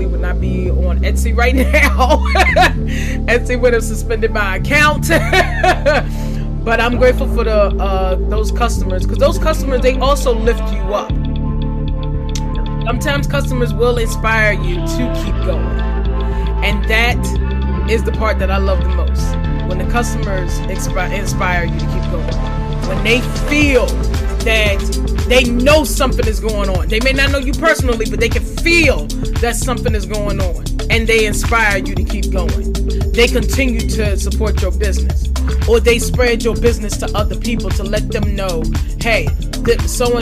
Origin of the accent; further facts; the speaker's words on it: Farmville, Virginia, United States; Farmville, and that's because that's my hometown